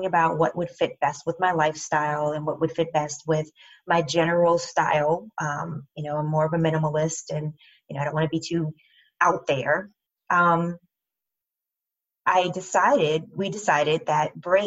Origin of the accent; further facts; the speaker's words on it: United States; I'm African American